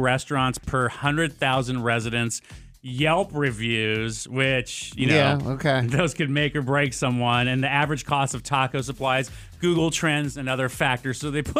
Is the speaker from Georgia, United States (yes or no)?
no; El Paso, Texas, United States; now in Austin, United States; The bad thing is my hometown, El Paso, Texas, not even ranked.